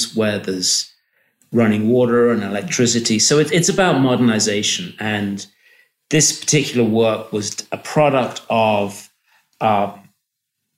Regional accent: England, United Kingdom; moved away as an adult; now in Morocco; I was born in England, and I have an undergraduate degree in ceramics from an art school in England, Bristol School of Art

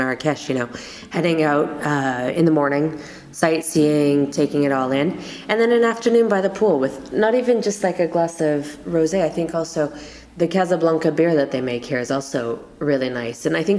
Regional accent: Canada; now in Morocco; I'm Canadian, and when I'm back, when I go to Ottawa sometimes in the summer

